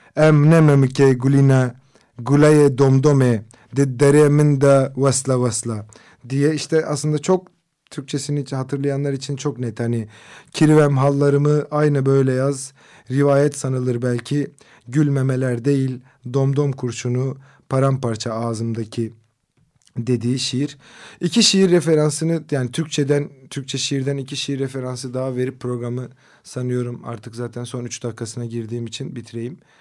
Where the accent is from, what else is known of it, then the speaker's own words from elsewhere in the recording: Kızıltepe, Mardin, Turkey; Benim memleketim olan Kızıltepe'de